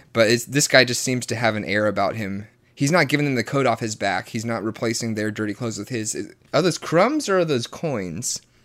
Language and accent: English; the Bible Belt, Southern United States, United States; born or raised there